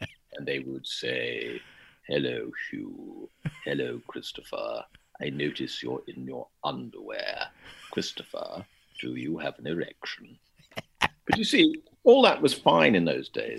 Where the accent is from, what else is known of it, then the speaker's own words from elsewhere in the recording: London, United Kingdom; I grew up in West London